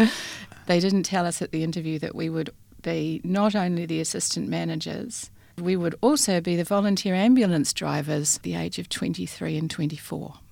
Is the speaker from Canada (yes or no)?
no; New Zealand; moved away as an adult; also born or lived in Christchurch, New Zealand; now in Western Australia, Australia; my childhood in New Zealand